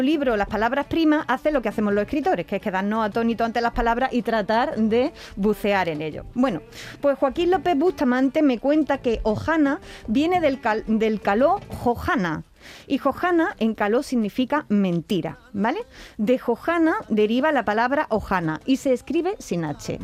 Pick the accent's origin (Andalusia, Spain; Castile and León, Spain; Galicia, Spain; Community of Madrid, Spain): Andalusia, Spain; quienes somos de Andalucía